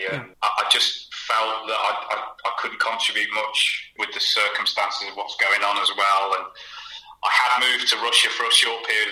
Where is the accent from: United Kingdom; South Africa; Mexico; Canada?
United Kingdom; Hinckley, East Midlands; moved away; also born or lived in Huntingdon / Bournemouth / Riga, Latvia; I was born in Huntingdon, family moved to Hinckley when I was about 5 or 6, so I've always, you know, I sort of see that as... spiritual home